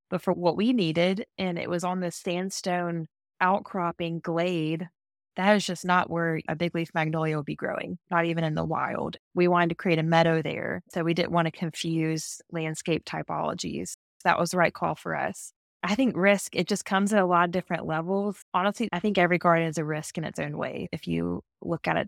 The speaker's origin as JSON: {"language": "English", "region": "the South", "country": "United States", "said": "And even just being like a Southerner, I love looking back at historic Southern landscapes."}